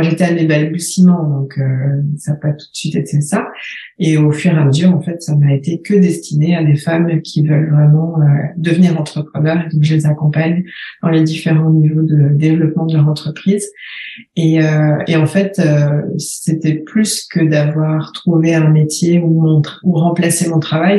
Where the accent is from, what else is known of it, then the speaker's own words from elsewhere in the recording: France; moved away as an adult; also born or lived in Paris, France / Shanghai, China / Rochester, United States; now in Uccle, Belgium; J'ai quitté la France en 2005